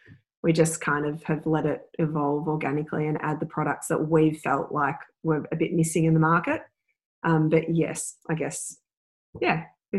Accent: Upwey, Victoria, Australia; We grew up in the foot of the Dandenong Ranges. So in Victoria. Pretty. Yeah, it's called Upway.

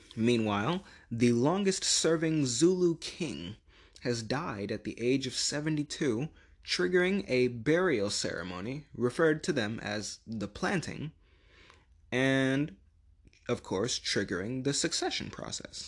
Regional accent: United States; my home country

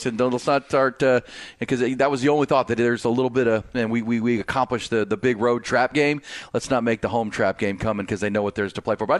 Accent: Northeast Ohio, United States; I grew up in Northeast Ohio

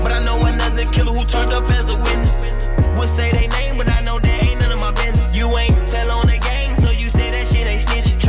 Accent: Chicago, Illinois, United States; I'm from Chicago

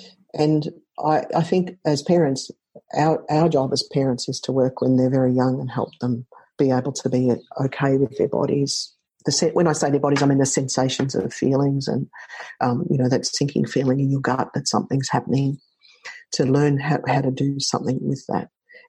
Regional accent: Australia; I often ask them to listen to … because I'm Australian.

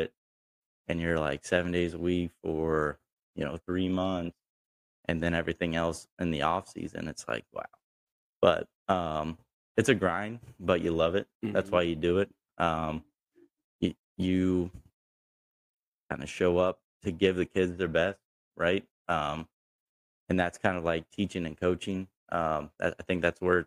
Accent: Pataskala, Ohio, United States; I grew up in Pataskala, graduated from Watkins Memorial in 2013

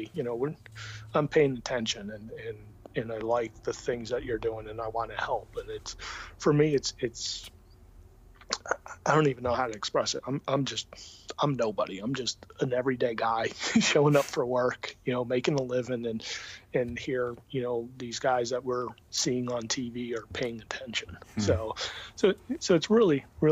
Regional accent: Connecticut, United States; I grew up in Connecticut and grew up a Mets fan

